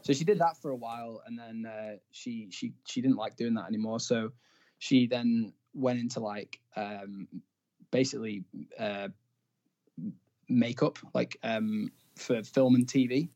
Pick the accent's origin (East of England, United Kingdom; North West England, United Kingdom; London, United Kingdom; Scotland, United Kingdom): North West England, United Kingdom; Blackpool; I'm from Blackpool